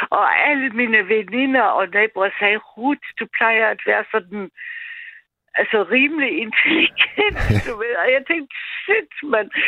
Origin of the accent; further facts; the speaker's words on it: Austria; Danish is a second language; now in Denmark; jeg er ikke selv etnisk dansk, vi har snakket før sammen, Mads, og jeg er fra Østrig